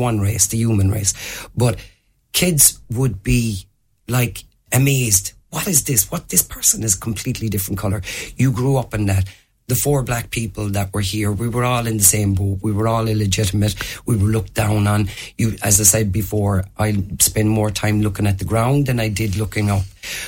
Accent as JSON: {"language": "English", "town": "Limerick", "region": "Munster", "country": "Ireland", "tie": "born or raised there", "said": "what it was like being the black person growing up in Limerick."}